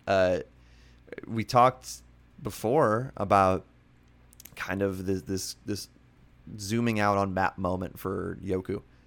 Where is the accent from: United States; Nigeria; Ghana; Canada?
United States; Pennsylvania; my hometown in Pennsylvania